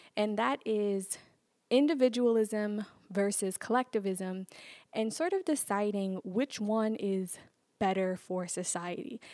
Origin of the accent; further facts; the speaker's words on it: New York, United States; growing up in New York